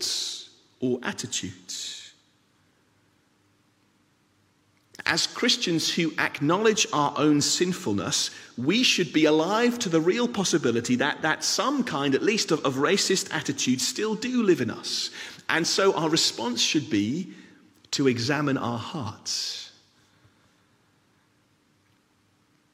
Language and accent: English; England, United Kingdom; now in Scotland, United Kingdom; I am a British citizen, born in England, live in Scotland.